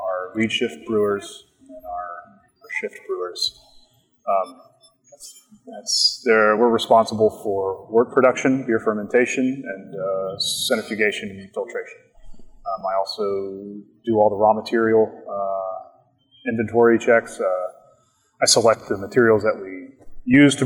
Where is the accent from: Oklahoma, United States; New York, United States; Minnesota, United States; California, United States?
Oklahoma, United States; Bartlesville; I grew up in Bartlesville, Oklahoma